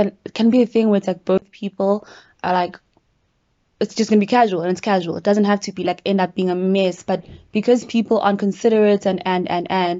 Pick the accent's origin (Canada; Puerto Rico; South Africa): South Africa; Durban, KwaZulu-Natal; now in Johannesburg, South Africa; what I'm used to from Durban